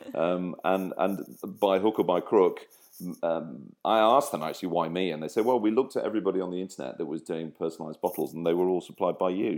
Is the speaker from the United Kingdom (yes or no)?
yes; Grimsby, Yorkshire and the Humber, United Kingdom; also born or lived in Cleethorpes / Lincolnshire; I was born in Cleethorpes, brought up in Grimsby, and live in Lincolnshire